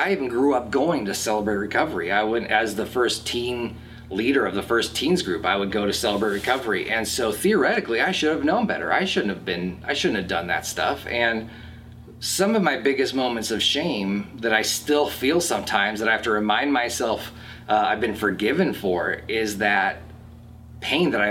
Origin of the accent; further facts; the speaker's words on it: Lake Forest, United States; also born or lived in Wisconsin; although I was born in Wisconsin and we moved around a lot when I was a kid, I spent most of my life here in Lake Forest.